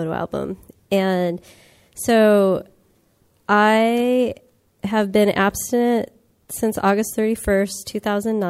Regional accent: Los Angeles, California, United States; I come from the San Fernando Valley, which is part of Los Angeles

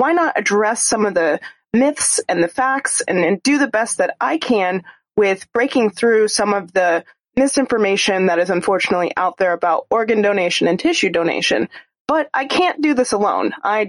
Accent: Arizona, United States; my home state of Arizona.

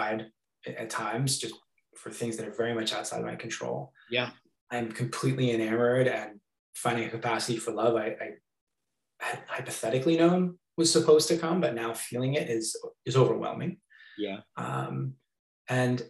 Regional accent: just outside Boston, Massachusetts, United States; moved away as an adult; also born or lived in Hong Kong; I grew up just outside Boston with my mom and dad and my two brothers

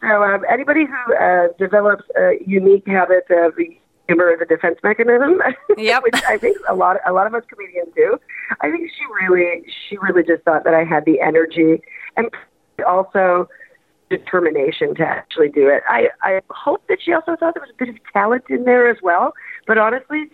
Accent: Canada; I'm so Canadian

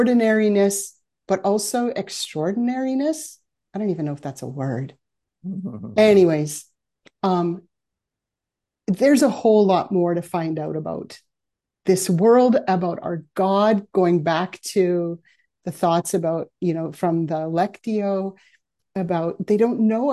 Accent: Aldergrove, British Columbia, Canada; I grew up in Aldergrove, which for those of you who aren't local here is just down the road.

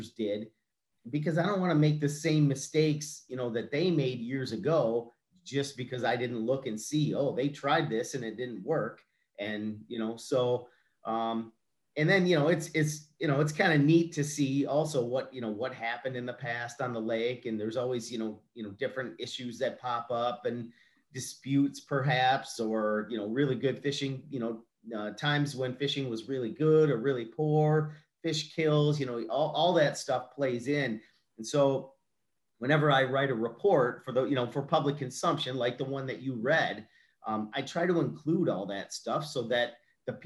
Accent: Sterling Heights, Michigan, United States; I grew up in Sterling Heights in the middle of suburbia

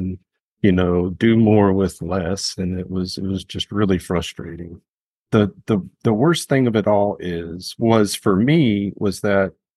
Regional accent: Memphis, Tennessee, United States; I grew up here in Memphis

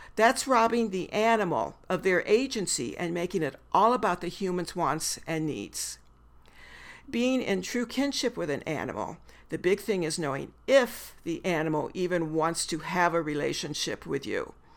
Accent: the Midwest of the United States, United States; now in Missoula, United States; I'm a white woman born and bred in the Midwest of the United States

